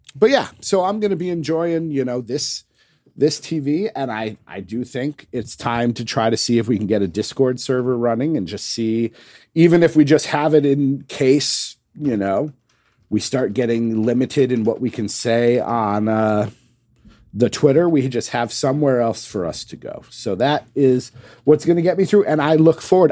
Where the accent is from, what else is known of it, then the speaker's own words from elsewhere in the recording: United States; as an American